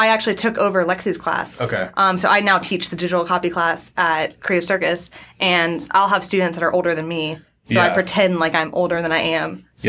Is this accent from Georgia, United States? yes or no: yes; Atlanta, Georgia, United States; I grew up in Atlanta.